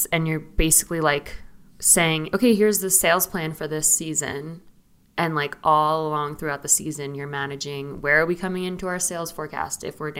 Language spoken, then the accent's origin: English; outside of Philadelphia, Pennsylvania, United States; now in Denver, United States; I'm from outside of Philadelphia and I live in Denver, Colorado now.